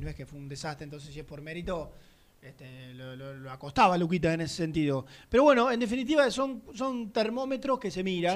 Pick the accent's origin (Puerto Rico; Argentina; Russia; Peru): Argentina; nosotros como argentinos